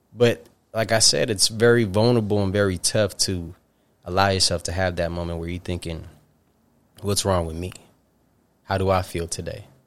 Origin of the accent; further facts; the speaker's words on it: upstate New York, United States; from upstate New York. Very proudly would say upstate New York